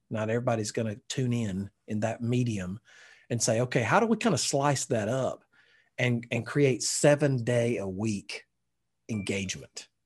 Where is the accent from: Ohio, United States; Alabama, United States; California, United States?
Alabama, United States; I'm from Alabama